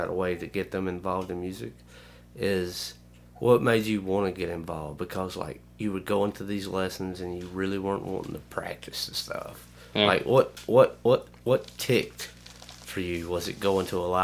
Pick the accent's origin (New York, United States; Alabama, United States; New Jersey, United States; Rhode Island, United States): Alabama, United States; Lamar County; I'm from Lamar County, Alabama